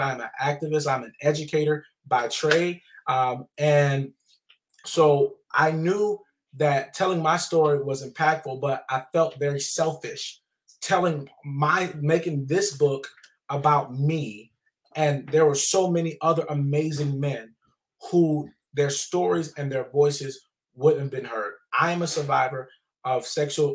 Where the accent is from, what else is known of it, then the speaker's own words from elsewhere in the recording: the South, United States; I grew up in the South